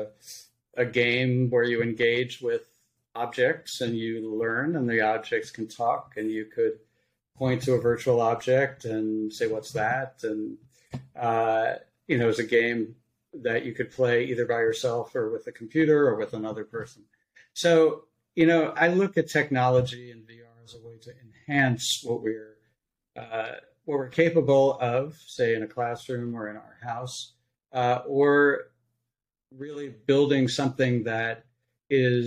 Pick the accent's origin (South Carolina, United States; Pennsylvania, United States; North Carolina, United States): Pennsylvania, United States; Philadelphia; I originally grew up on the East Coast in Philadelphia